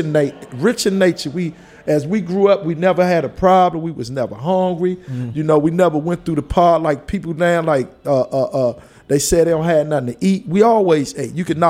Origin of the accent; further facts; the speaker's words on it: Washington, District of Columbia, United States; I was actually born in Clay Terrace, 322 54th Street, Northeast, in the living room floor